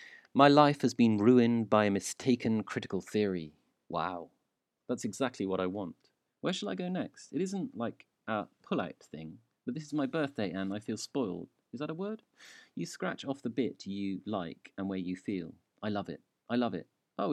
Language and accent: English; South Shields, North East England, United Kingdom; I'm from Newcastle, South Shields.